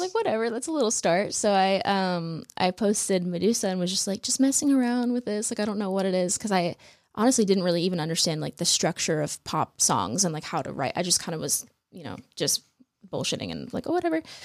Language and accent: English; Phoenix, Arizona, United States; I'm from Phoenix.